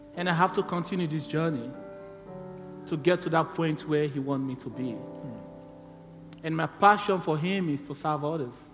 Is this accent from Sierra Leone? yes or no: yes; Sierra Leone; moved away as an adult; now in Tasmania, Australia; I'm from Sierra Leone